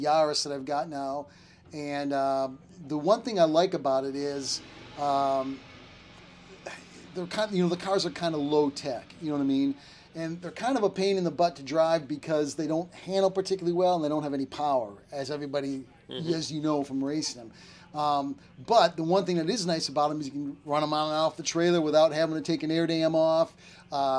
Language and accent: English; Wisconsin, United States; now in Conroe, United States; I grew up in Wisconsin